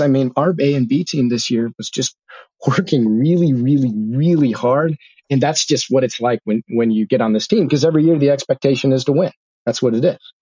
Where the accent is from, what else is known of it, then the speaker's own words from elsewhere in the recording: Bakersfield, California, United States; I'm from Bakersfield, Kern County